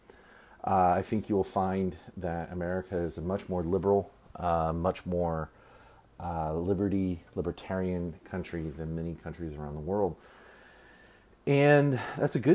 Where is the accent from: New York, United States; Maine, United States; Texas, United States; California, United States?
Texas, United States; my home state. The weather here in Texas